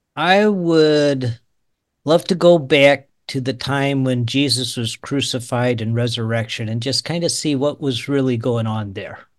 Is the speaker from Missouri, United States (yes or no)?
yes; St. Louis, Missouri, United States; moved away as an adult; also born or lived in Georgia / Tulsa, Oklahoma / Lawrence, Kansas; now in Kansas, United States; I was born in Georgia, uh, 'cause my dad was in the military, but I grew up in the Saint Louis area